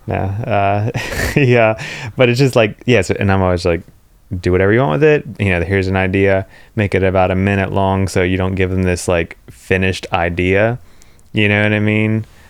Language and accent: English; Pennsylvania, United States; where I grew up in Pennsylvania, the closest, like, big town is Morgantown, West Virginia